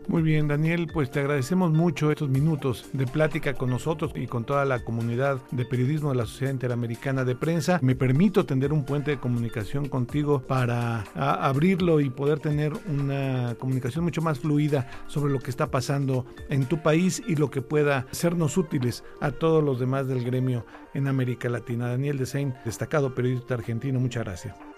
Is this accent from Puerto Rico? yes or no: no; Mexico; México, en mi país